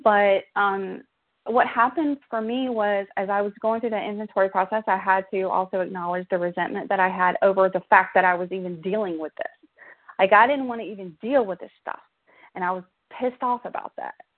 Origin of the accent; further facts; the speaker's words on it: South Georgia, United States; accent: Southern; I grew up in South Georgia. Um, I'm a Southern girl, as you can probably tell from my accent